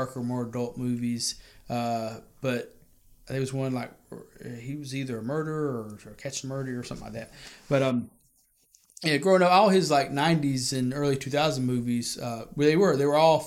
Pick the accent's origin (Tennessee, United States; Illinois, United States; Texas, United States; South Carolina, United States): South Carolina, United States; White Horse Road; I grew up on White Horse Road